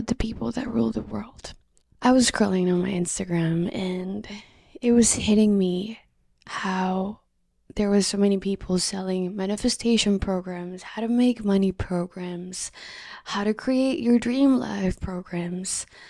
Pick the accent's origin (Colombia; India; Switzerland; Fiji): Colombia; moved away; I'm welcoming you from Colombia. I'm greeting you from my home country.